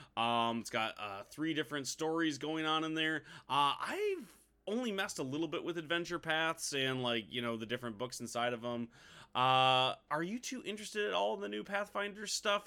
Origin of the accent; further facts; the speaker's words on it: Midwest, United States; we're from the Midwest